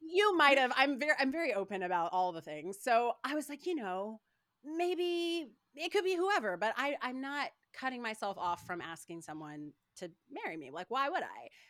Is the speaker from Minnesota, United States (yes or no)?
no; Paducah, Kentucky, United States; I was born and raised in Kentucky, like, Paducah, Kentucky, very small town